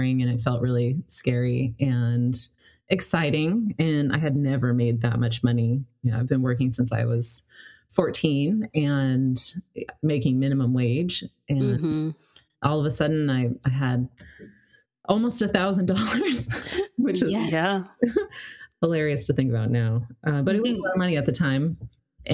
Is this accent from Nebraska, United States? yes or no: no; Colorado, United States; now in Seattle, United States; I was coming from Colorado, which wasn't like... Denver is a big city, but I didn't live in Denver. And my smaller town